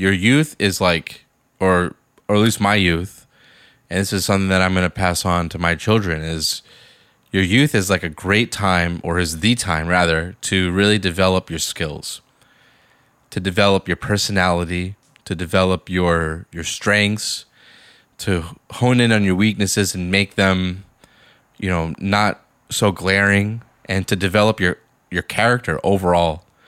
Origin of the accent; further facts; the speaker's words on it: Boston, Massachusetts, United States; I grew up in Boston, Massachusetts